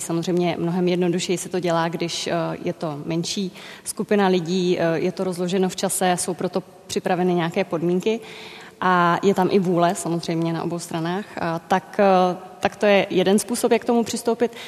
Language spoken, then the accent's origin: Czech; Czechia; z Česka